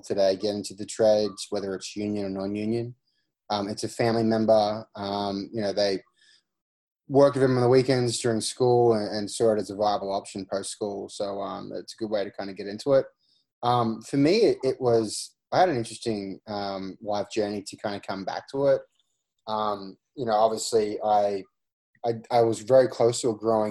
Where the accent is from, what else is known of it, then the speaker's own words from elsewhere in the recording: Australia; moved away; I'm originally from Australia. I grew up in a construction family.